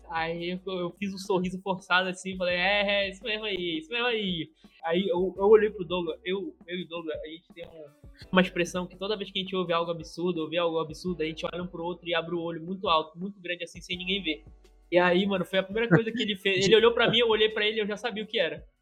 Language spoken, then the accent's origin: Portuguese; Pará, Brazil; eu sou do Pará.